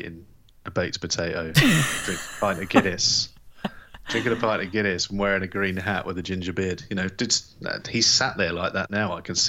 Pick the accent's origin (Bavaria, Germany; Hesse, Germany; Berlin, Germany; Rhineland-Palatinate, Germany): Rhineland-Palatinate, Germany; Landstuhl; born there; So I was born Landstuhl, Germany. And I think I was born in the American hospital, the USAF hospital.